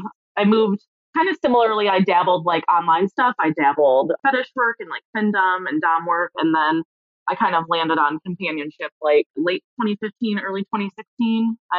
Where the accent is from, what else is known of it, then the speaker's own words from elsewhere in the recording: Michigan, United States; moved away as an adult; now in Chicago, United States; I'm from Michigan originally. I've lived in Chicago for about a decade.